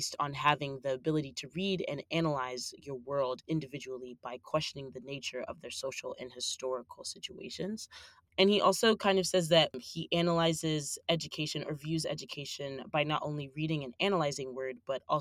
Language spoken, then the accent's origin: English; the South, United States; We didn't really read a lot of theory in high school. I was from the South